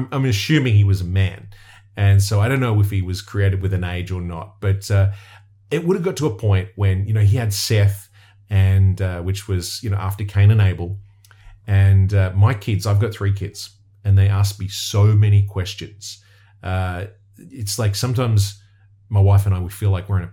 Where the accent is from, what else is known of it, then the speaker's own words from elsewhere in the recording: Australia; I'm from somewhere where there's really dangerous creatures that could kill you